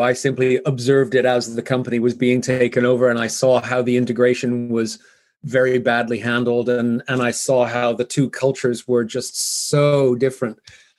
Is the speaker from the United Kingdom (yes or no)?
no; Vancouver, British Columbia, Canada; also born or lived in Zurich; now in Switzerland; So I'm originally from Canada, which explains the funny accent, although I've lived here for many years, so it's kind of softened.